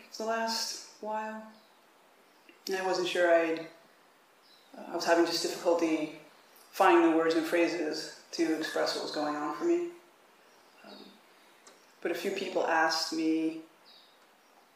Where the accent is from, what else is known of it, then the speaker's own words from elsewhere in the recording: Mount Vernon, New York, United States; moved away as an adult; also born or lived in Brooklyn, New York / Austin, Texas; now in Tassajara, United States; we grew up in Mount Vernon, New York